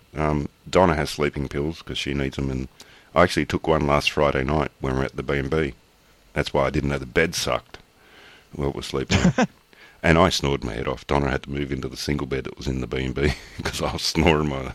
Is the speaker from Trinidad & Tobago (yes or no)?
no; Australia; I'm Australian